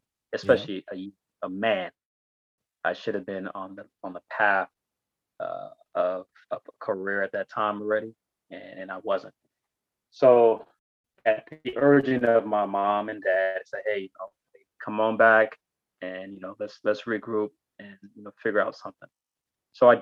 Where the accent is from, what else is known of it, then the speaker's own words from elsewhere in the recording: Inglewood, California, United States; also born or lived in Ibadan, Nigeria / New York / Las Vegas; I spent my elementary school years, junior high school years, and my high school years in the city of Inglewood, California